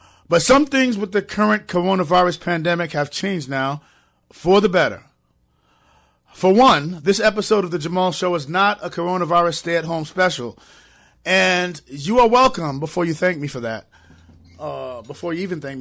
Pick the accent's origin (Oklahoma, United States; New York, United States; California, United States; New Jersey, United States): New York, United States; New York City; now in Connecticut, United States; But I'm from New York